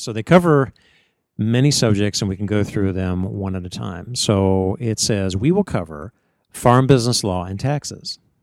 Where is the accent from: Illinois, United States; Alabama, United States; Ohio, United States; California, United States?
Ohio, United States; Northeast; moved away; where I grew up in Northeast Ohio